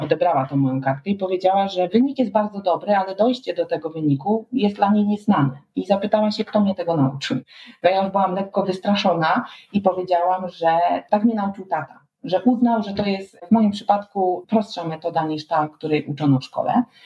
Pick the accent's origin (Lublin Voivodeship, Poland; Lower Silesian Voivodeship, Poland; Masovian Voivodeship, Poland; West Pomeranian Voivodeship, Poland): Lower Silesian Voivodeship, Poland; Świebodzice; ja wtedy wychowywałam się na Dolnym Śląsku, w Świebodzicach